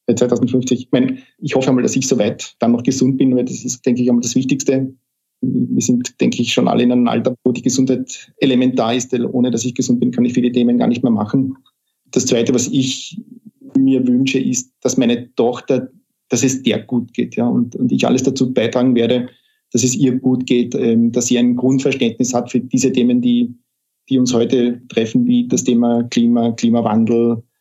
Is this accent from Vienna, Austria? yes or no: no; Carinthia, Austria; ich komme ja aus Kärnten und ich bin gerade dabei, mir wieder einen Rückzug, Rückzugort in Kärnten zu suchen.